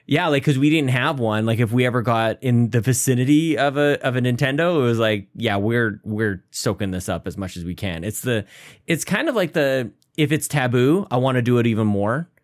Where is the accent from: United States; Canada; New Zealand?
Canada